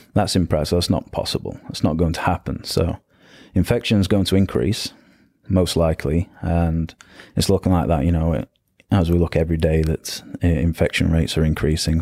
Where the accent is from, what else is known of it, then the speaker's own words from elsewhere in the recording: the north of England, United Kingdom; moved away as an adult; I grew up in England, in the north of England. Uh, moved down to south of England